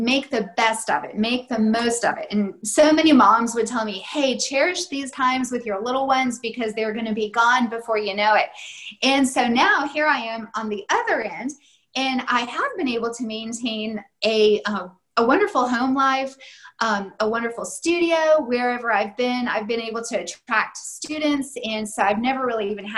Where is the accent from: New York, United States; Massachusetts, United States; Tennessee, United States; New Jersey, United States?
Tennessee, United States; moved away as an adult; now in Germany; I grew up in Tennessee, met my husband there, and our older children were born there